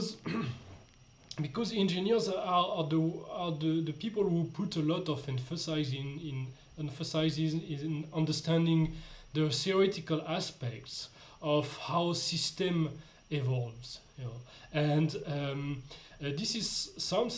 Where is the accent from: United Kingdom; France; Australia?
France; moved away as an adult; now in Austria; I'm coming from France